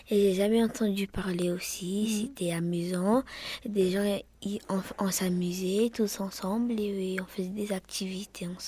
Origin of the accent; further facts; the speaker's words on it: Marseille, Provence-Alpes-Côte d'Azur, France; Je viens de Marseille. Euh, je viens de, du Canet Jean Jaurès. … J'ai 10 ans. J'habite au Canet Jean Jaurès.